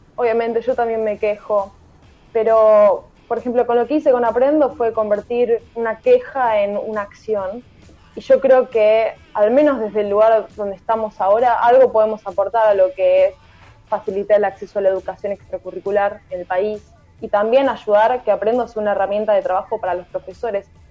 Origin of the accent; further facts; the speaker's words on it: Villa Sarmiento?, Buenos Aires, Argentina; soy de Villa Porredón, Buenos Aires